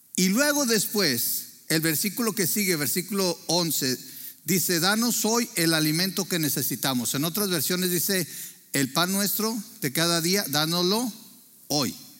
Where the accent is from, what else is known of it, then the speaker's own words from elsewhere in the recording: Torreón, Coahuila, Mexico; nacimos en Torreón, Coahuila